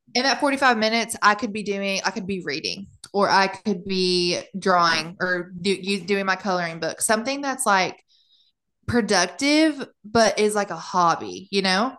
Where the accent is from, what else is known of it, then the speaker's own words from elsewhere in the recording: United States; now in Germany; being an American living in Germany